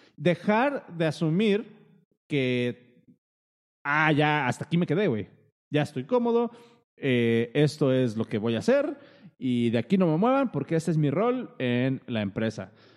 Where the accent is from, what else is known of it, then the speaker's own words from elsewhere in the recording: Mexico; Uno como mexicano